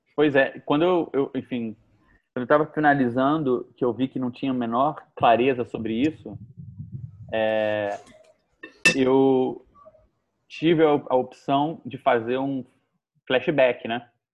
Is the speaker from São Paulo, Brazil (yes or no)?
no; Rio de Janeiro, Brazil; eu sou do Rio de Janeiro